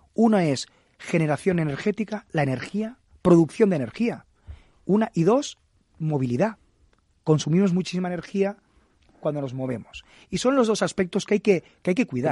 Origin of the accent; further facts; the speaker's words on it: El Prat de Llobregat, Catalonia, Spain; a mi pueblo, al Prat